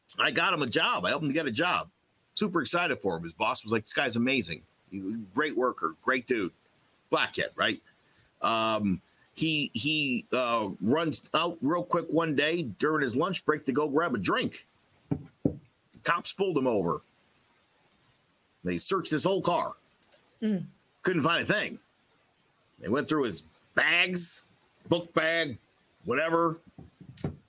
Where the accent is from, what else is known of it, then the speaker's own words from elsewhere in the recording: United States; I grew up in America